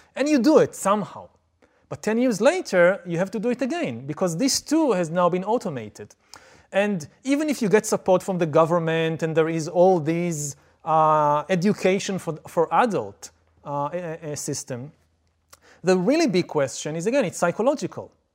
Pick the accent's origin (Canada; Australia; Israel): Israel; I come from Israel, I come from the Middle East